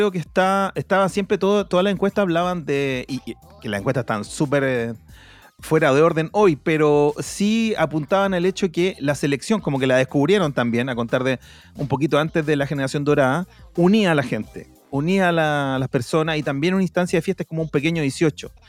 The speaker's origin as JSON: {"language": "Spanish", "country": "Chile", "said": "yo siento como pueblo chileno"}